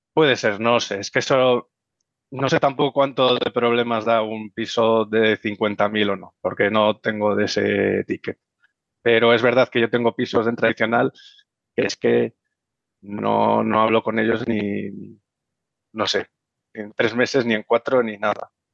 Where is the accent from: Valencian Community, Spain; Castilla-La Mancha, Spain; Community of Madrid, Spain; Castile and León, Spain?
Community of Madrid, Spain; Las Rozas; soy madrileño, nacido en Las Rozas